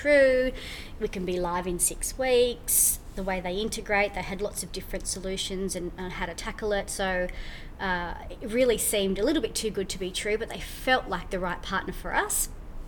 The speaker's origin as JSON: {"language": "English", "country": "New Zealand", "said": "I'm from New Zealand."}